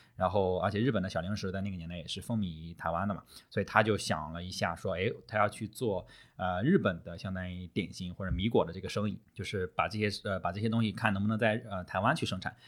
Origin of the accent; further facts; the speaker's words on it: Shandong, China; 我们山东人就是吃的就比嗯。较 能有吃酱的那种风味，就比较少那个甜咸混搭